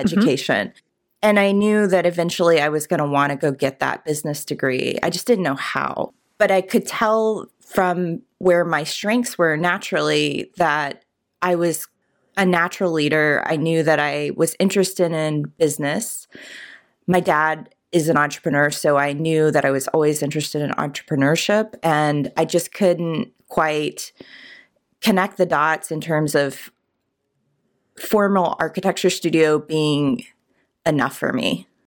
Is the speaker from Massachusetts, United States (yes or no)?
no; Richmond, Virginia, United States; I grew up in Richmond